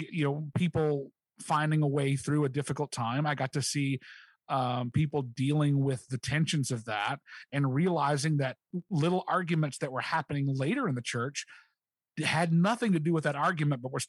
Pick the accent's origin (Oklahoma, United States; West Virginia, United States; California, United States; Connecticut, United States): West Virginia, United States; Charleston; The first church I was ever a part of was Village Chapel in Kanawha City, West Virginia, which is Kanawha City, just outside of Charleston. It's part of Charleston